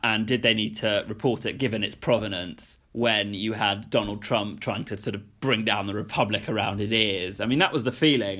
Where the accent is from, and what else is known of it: United Kingdom; born or raised there; moved away as an adult